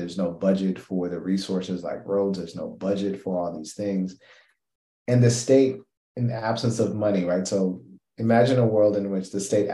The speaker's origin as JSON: {"language": "English", "country": "Kenya", "said": "I'm Kenyan"}